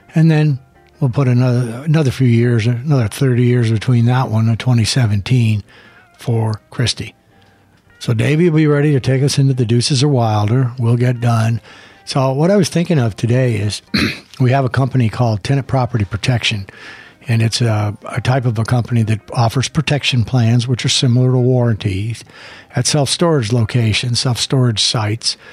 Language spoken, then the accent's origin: English; El Paso, Texas, United States; I grew up in El Paso